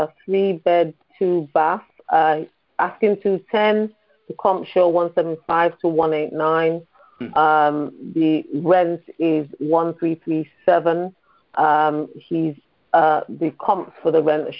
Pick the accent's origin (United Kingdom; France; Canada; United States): United Kingdom; From the U.K.